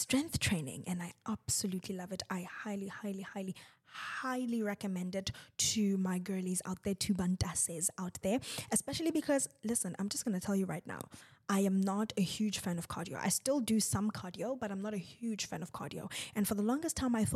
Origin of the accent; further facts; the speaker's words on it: South Africa; I am South African